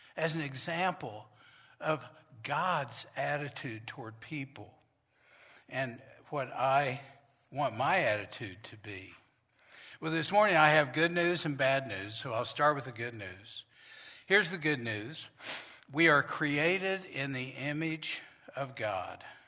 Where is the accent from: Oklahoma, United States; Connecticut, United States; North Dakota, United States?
Oklahoma, United States; Norman; the church I grew up with in Norman, Oklahoma